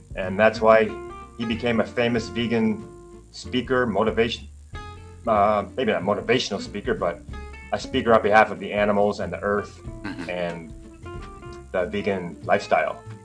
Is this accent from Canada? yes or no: yes; Canada; moved away as an adult; now in Taiwan; growing up in Canada as a kid